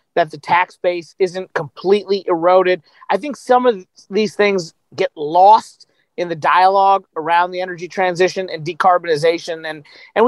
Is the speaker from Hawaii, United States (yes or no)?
no; Kentucky, United States; I'm from Kentucky